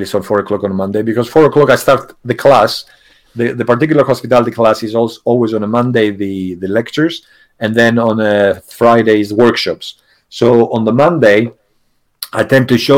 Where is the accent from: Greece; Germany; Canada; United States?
Greece; English is a second language; also born or lived in England; now in United Kingdom; I hold a British passport, but actually I'm Greek.